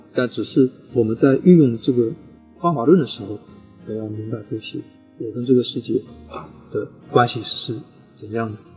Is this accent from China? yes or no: yes; Suzhou, Jiangsu, China; 我家乡苏州